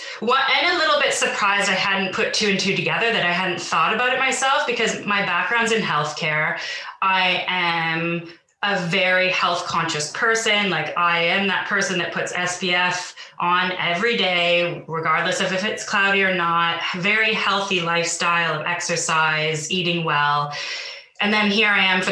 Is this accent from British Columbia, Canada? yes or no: yes; Vancouver, British Columbia, Canada; moved away as an adult; now in London, United Kingdom; I'm not originally from the UK, so I'm originally from Vancouver, but I moved to London in 2012